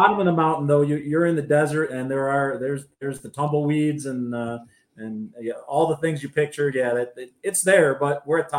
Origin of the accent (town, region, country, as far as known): Western New York, United States; born or raised there; moved away as an adult; now in Nevada, United States